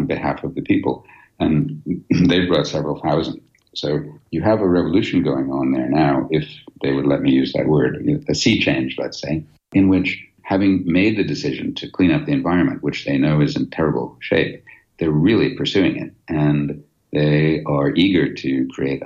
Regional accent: United States; moved away as an adult; now in United Kingdom; I naively moved to the EU as an American

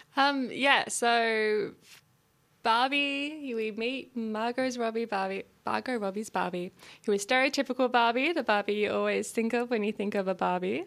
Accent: regional Victoria, Australia; my hometown in regional Victoria.

